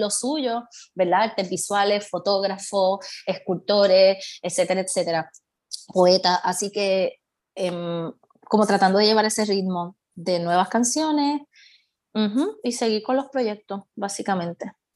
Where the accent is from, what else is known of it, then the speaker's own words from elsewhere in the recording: Puerto Rico; accent: Puerto Rican; moved away; te presentan como puertorriqueña